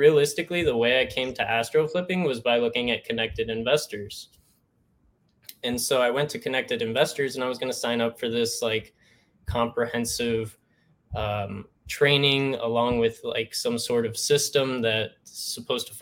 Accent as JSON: {"language": "English", "region": "Northeast Ohio", "country": "United States", "moved": "yes", "said": "I'm from Northeast Ohio"}